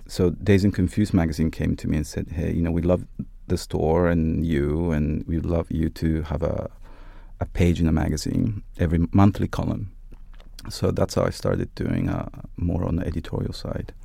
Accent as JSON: {"language": "English", "country": "Italy", "tie": "born or raised there", "also_born_or_lived": "Japan / London", "moved": "as an adult", "said": "I was born in Japan and brought up both in Italy and Japan, and I did high school in Italy"}